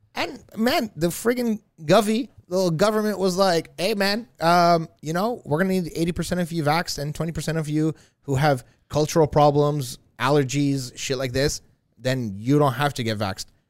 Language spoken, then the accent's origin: English; Iraq; moved away; I was literally born during some bombings of America, bombing Iraq